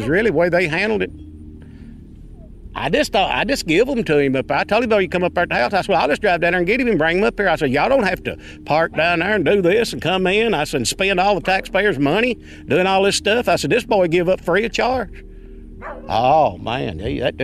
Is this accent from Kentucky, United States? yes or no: yes; Allen County, Kentucky, United States; I was born and raised around here in Allen County